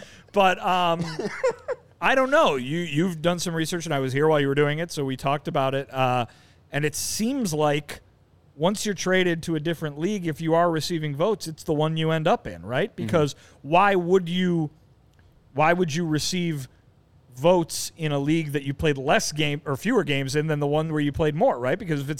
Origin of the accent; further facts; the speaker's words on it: Chicago, Illinois, United States; I'm an American man, Chicagoan. I like the beef.